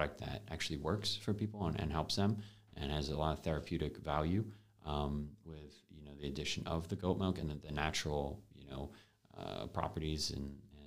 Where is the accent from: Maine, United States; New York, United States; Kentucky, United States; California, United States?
New York, United States; Binghamton; I actually went back to my hometown, to Binghamton University